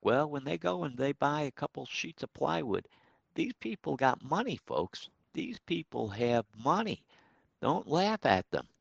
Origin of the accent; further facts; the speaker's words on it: Troy, New York, United States; my hometown, Troy, New York